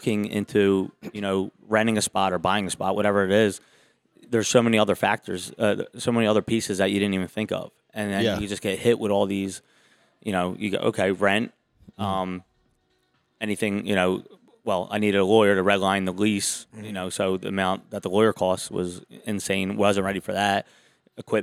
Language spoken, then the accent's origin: English; Philadelphia, Pennsylvania, United States; I'm from Far Northeast